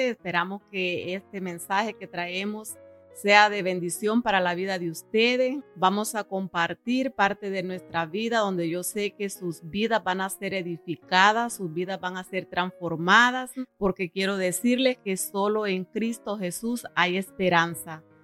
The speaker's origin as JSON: {"language": "Spanish", "country": "El Salvador", "said": "Soy del Salvador, donde mi familia pues es bastante grande."}